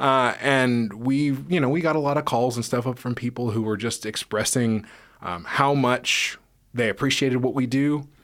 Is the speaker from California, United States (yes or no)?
yes; Menlo Park, California, United States; moved away; I grew up in a city called Menlo Park, which is in the peninsula